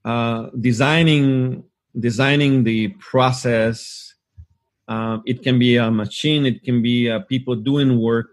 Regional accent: Hermosillo, Sonora, Mexico; I had the opportunity to work inside a Ford Motor Company here in my hometown in Hermosillo, Mexico.

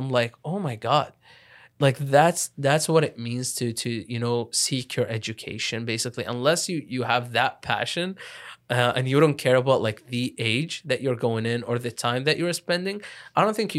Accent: Lebanon; moved away; I went into university pretty late, again, like, because I came from Lebanon.

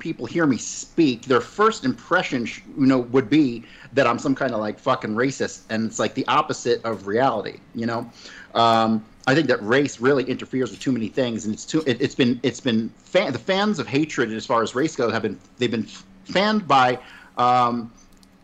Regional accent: United States; I grew up in America

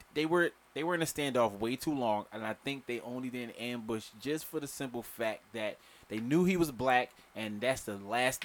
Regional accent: Philadelphia, Pennsylvania, United States; I'm from West Philly.

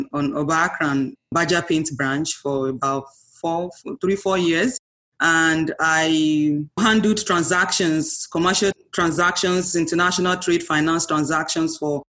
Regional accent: Nigeria; moved away as an adult; now in Miami, United States; I'm a Nigerian. I grew up in Nigeria, had my primary education, secondary education, also my first degree.

